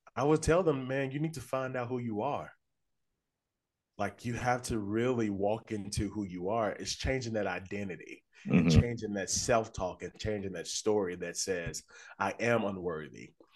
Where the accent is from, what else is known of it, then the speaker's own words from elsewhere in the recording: Little Rock, Arkansas, United States; moved away as an adult; now in Nashville, United States; I'm from Little Rock, Arkansas. Um, but I've been living in Nashville for about 10 years now.